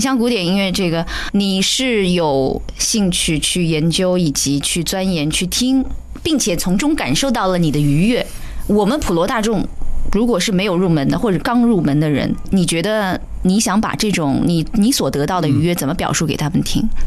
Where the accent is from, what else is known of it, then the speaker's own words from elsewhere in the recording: Shanghai, China; 我们上海人说的那种“冷面话鸡”